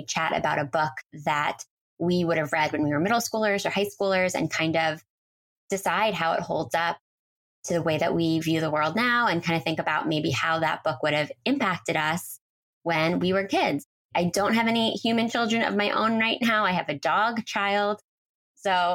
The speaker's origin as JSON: {"language": "English", "town": "Philadelphia", "region": "Pennsylvania", "country": "United States", "also_born_or_lived": "New York City", "moved": "as an adult", "said": "I'm from the Philadelphia area"}